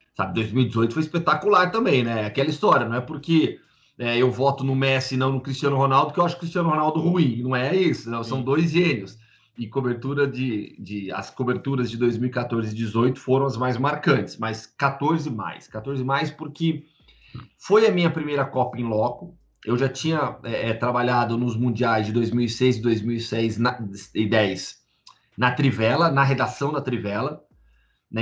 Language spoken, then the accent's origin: Portuguese; Campinas, São Paulo, Brazil; also born or lived in Belo Horizonte / São Carlos; eu sou de Campinas porque eu cresci lá, minha vida inteira foi lá é, escola, faculdade